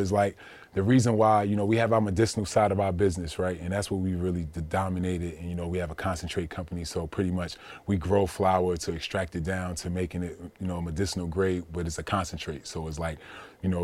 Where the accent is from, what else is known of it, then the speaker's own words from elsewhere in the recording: Orange, New Jersey, United States; I grew up in Orange, New Jersey